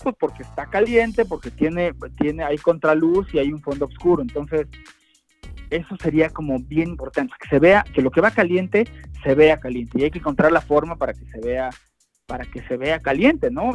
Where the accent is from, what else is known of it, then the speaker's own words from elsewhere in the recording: Mexico; nuestra realidad como mexicanos